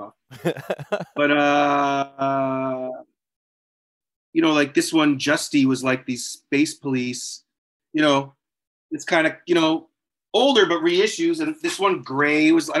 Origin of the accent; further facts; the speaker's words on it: New Hampshire, United States; I'm from New Hampshire